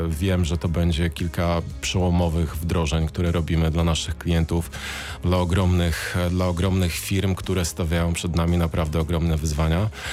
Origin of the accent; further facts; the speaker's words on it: Siechnice, Lower Silesian Voivodeship, Poland; also born or lived in Wrocław; jestem wrocławianinem, e, uznałeś, że nie, nieprawdziwym, bo z Siechnic